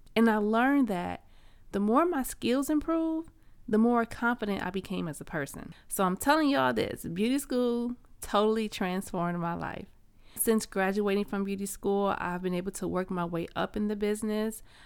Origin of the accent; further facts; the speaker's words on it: Flint, Michigan, United States; I grew up in Flint, Michigan, which is a small town known as the Vehicle City.